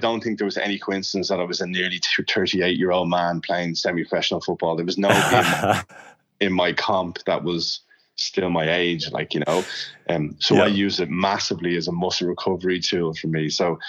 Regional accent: Ireland; I came from Ireland and I had certain things about my I don't know, behavior that Sue said, that's not really normal

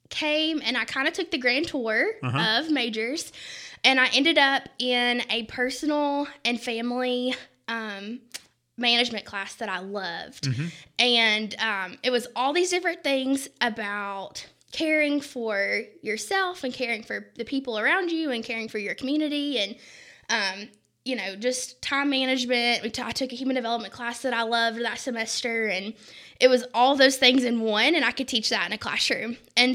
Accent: Kingsport, Tennessee, United States; Kingsport, Tennessee.

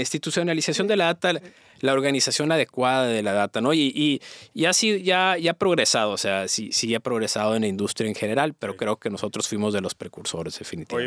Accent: Mexico; also born or lived in United States; now in Monterrey, Mexico; Soy, soy mexicano, pero estoy en ah. Estados Unidos

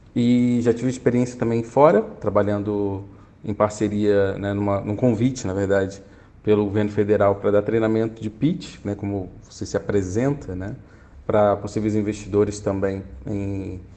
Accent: Rio de Janeiro, Brazil; moved away as an adult; now in São Paulo, Brazil; Sou carioca também, atualmente morando em São Paulo agora há seis anos

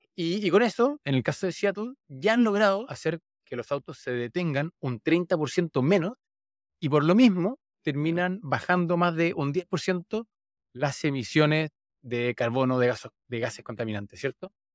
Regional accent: Santiago, Santiago Metropolitan Region, Chile; donde crecí, en Santiago, Chile

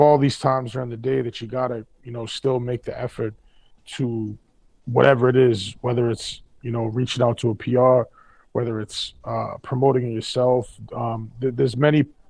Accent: Boston, Massachusetts, United States; I grew up in South End

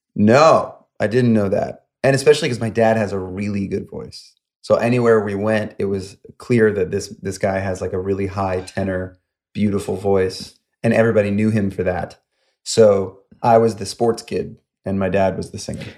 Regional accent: upstate New York, United States; moved away as an adult; now in Los Angeles, United States; I grew up in upstate New York, about an hour north of New York City. And um, I was there until about 21

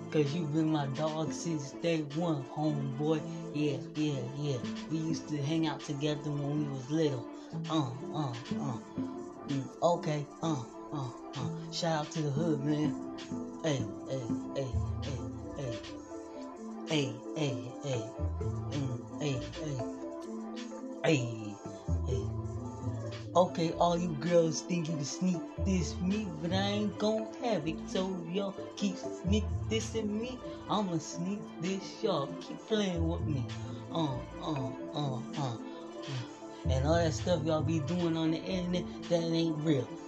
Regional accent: Plainfield, Illinois, United States; And I'm from Chicago, Illinois, suburbs of Plainfield, Illinois.

